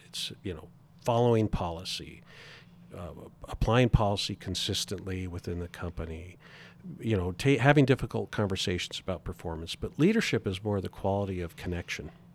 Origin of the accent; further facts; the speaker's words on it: Spokane, Washington, United States; moved away as an adult; now in Montana, United States; born and raised in Spokane, Washington